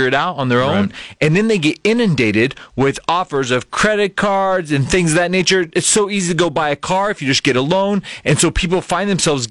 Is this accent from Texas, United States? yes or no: yes; South Texas, United States; moved away; Born and raised in South Texas, and I still miss the climate and the Mexican food down there